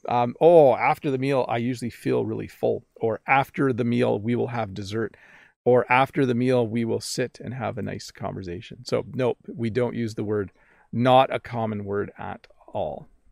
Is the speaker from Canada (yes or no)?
yes; Canada; accent: North American; first language English; I'm a North American English speaker. I'm Canadian